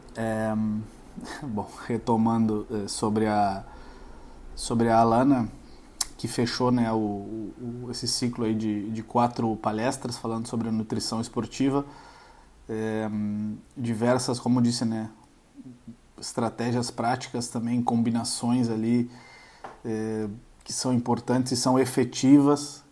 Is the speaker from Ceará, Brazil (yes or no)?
no; Uruguaiana, Rio Grande do Sul, Brazil; moved away; Uruguaiana, fronteira oeste, interior do Rio Grande do Sul, voltando para casa, onde nasci e cresci